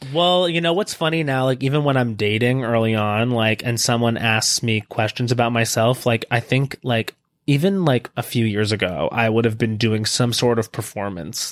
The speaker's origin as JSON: {"language": "English", "area": "Long Island", "region": "New York", "country": "United States", "tie": "born or raised there", "moved": "yes", "said": "I grew up on Long Island"}